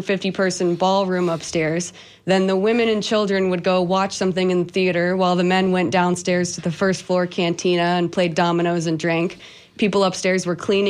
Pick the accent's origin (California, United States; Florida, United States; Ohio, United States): Florida, United States; Tampa; I was born here in Tampa